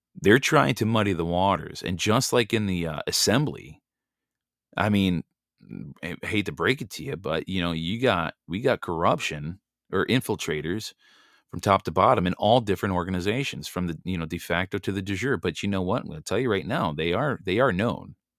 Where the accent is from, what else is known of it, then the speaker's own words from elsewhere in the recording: United States; we're just simply Americans. We're American nationals by birth